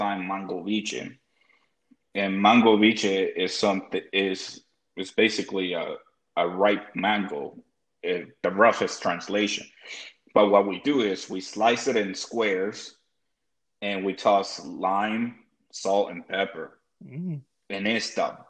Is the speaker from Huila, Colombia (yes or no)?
no; Cartagena, Bolívar, Colombia; moved away; I grew up in Cartagena, and Cartagena is considered like the coast, somos costeño